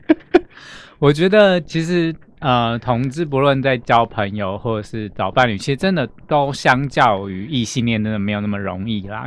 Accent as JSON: {"language": "Chinese", "region": "southern Taiwan", "country": "Taiwan", "also_born_or_lived": "Chiayi / Kaohsiung", "moved": "yes", "said": "因为我本身是南部人"}